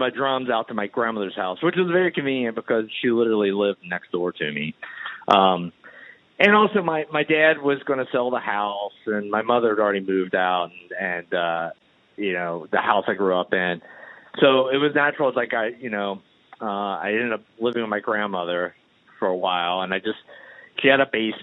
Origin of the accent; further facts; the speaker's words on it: Danville, Virginia, United States; where I grew up in Danville, Virginia